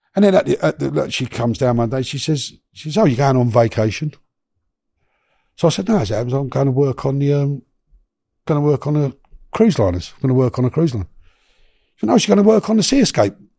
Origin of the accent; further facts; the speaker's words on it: London, United Kingdom; also born or lived in Miami; I come from Notting Hill, Shepherd's Bush